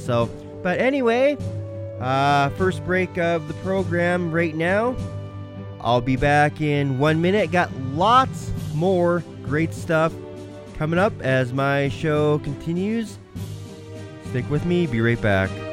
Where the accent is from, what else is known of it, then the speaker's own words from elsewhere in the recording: Minnesota, United States; my home state of Minnesota